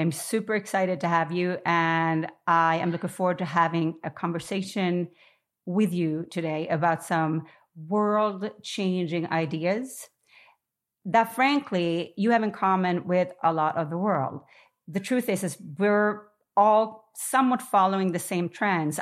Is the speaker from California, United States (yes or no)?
no; New York, United States; I am a New Yorker